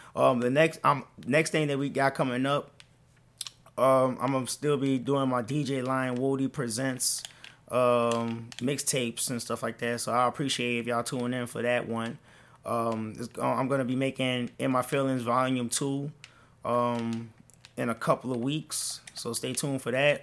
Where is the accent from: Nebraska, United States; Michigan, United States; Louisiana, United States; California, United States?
Louisiana, United States; New Orleans; moved away; I, I'm from New Orleans.